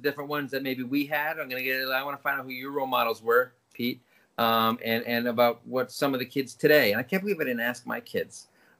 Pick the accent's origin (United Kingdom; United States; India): United Kingdom; England; It's like growing up in England, little kids have Orange Robinson.